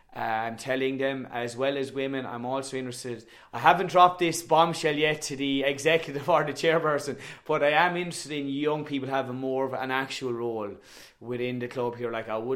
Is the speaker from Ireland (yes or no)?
yes; Tipperary, Munster, Ireland; also born or lived in Ballyboden, Dublin; now in Dublin, Ireland; I am from Tip. Clonalty Rossmore is the name of the club. It is situated between Turles and Cashel, extremely rural area